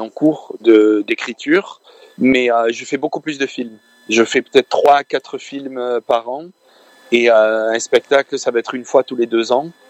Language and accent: French; France; je suis de France. Je I'm a French guy. I was born in France, mais but my parents are from Lebanon